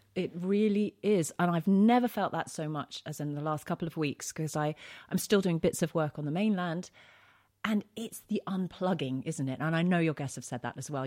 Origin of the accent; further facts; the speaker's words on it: London, United Kingdom; moved away as an adult; now in Isle of Wight, United Kingdom; I'm originally from East London.